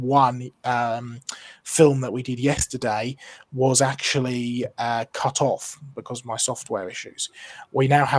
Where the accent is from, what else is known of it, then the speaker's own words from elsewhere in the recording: Norfolk, East of England, United Kingdom; I'm from Norfolk as far back as we can sort of trace